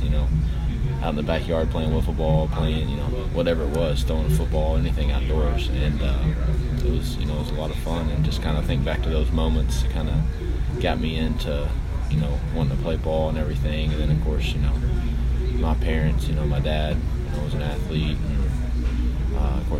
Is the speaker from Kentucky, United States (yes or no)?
yes; Frankfort, Kentucky, United States; I grew up in Frankfort, not that big of a town, back home